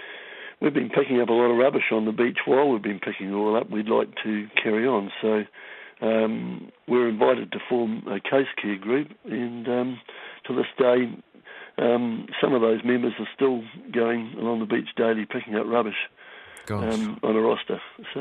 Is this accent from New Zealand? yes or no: yes; Tauranga, Bay of Plenty, New Zealand; I grew up in Tauranga, so meant a lot to me. You know, I've grown up on fishing and surfing